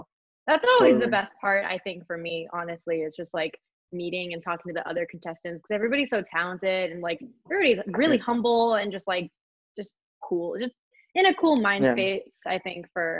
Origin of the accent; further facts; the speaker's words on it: Monterey, California, United States; I'm from NorCal. I'm from Monterey, California.